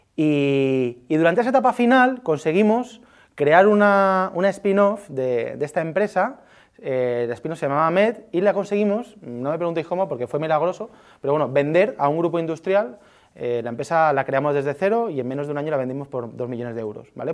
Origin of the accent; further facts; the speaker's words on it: Alicante, Valencian Community, Spain; moved away as an adult; now in Madrid, Spain; yo soy de Alicante